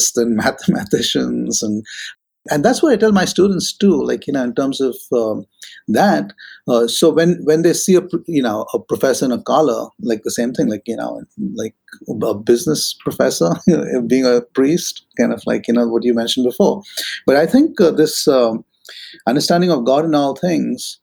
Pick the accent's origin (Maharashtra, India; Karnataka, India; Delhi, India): Maharashtra, India; moved away; where I grew up in Maharashtra in India